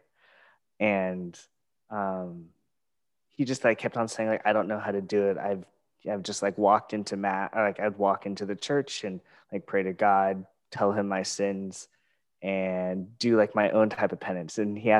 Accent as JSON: {"language": "English", "country": "Philippines", "said": "I was like, oh, I'm Filipino. That's really cool."}